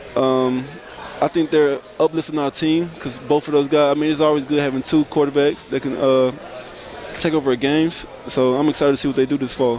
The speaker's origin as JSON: {"language": "English", "region": "Mississippi", "country": "United States", "tie": "born or raised there", "said": "being from Mississippi"}